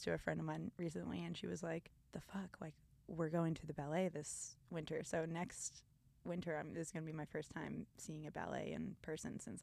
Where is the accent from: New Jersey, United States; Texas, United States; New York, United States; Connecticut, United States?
Connecticut, United States; moved away as an adult; also born or lived in Colorado; now in Philadelphia, United States; growing up in Connecticut